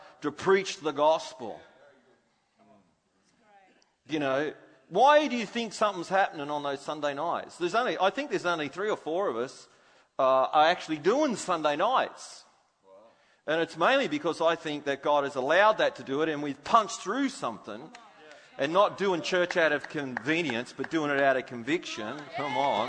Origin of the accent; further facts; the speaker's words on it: Australia; I'm an Aussie.